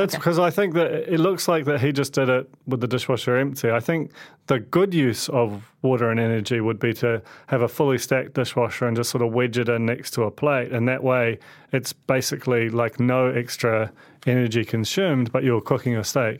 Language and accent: English; London, United Kingdom; And I grew up in London